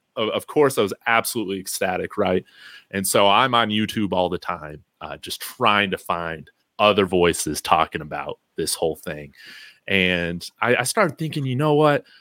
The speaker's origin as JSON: {"language": "English", "town": "Chicago", "region": "Illinois", "country": "United States", "tie": "born or raised there", "said": "I was raised in Illinois, the Chicagoland area, but uh, my dad's from Fort Morgan out in East Colorado"}